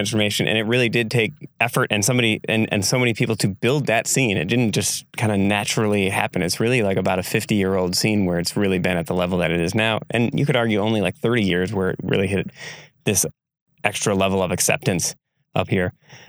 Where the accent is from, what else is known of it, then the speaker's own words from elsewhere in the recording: Egg Harbor, Wisconsin, United States; I grew up in Egg Harbor